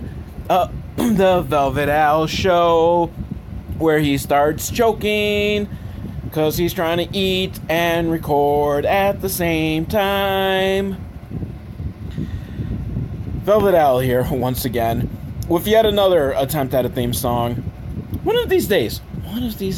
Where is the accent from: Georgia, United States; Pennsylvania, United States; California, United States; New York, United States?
New York, United States; Buffalo; I'm from Buffalo